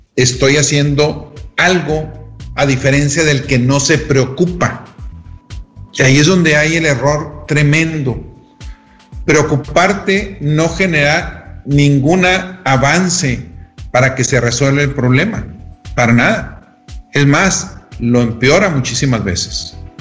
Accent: Mexico; desde la manera como somos educados de pequeños en México

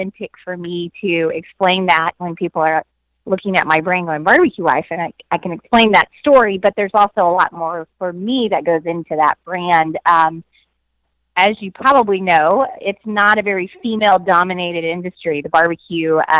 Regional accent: Austin, Texas, United States; I was born and raised in Austin.

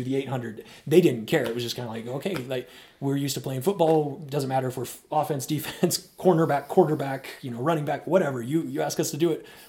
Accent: Oregon, United States; moved away as an adult; I eventually moved back to my hometown in Oregon, where I was a runner

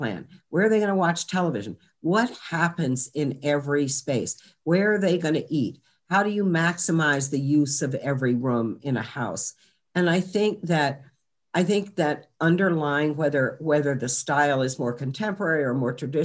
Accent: Charlottesville, Virginia, United States; I grew up in Charlottesville, Virginia

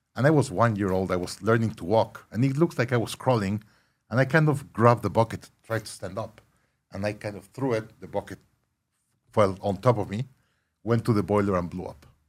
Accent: Monterrey, Nuevo León, Mexico; moved away as an adult; also born or lived in Mexico City; now in Austin, United States; I was born Monterrey, Mexico, live in Mexico City

